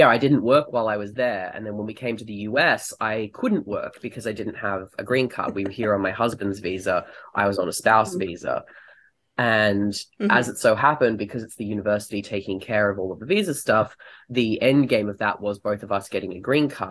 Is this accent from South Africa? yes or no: no; Australia; moved away as an adult; also born or lived in United Kingdom; now in United States; I am Australian. I've been living in the US for 5 years, and previously I lived in the UK for 5 years